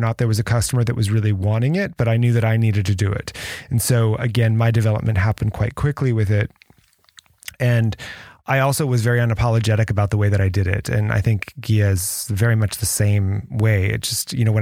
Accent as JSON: {"language": "English", "country": "United States", "also_born_or_lived": "France", "said": "I'm American, proudly American"}